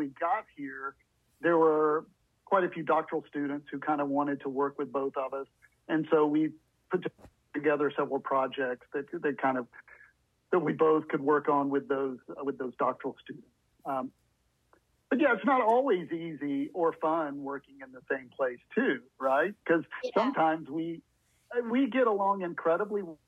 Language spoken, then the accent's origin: English; the South, United States; also born or lived in Bloomington, Indiana / Alabama; now in Tallahassee, United States; I grew up in the South, and so kind of wanted to be a little closer to family